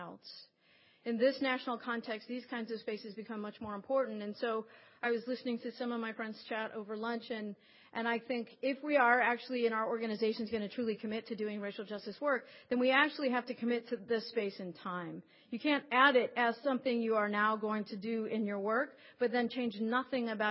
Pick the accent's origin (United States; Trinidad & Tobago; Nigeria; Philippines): United States; Las Vegas, Nevada; moved away; I grew up in Las Vegas, and so my family's still there